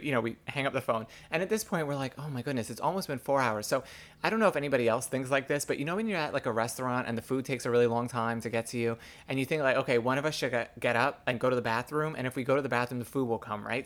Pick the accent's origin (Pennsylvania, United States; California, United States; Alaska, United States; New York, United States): New York, United States; New York City; I grew up gay in the New York City public school system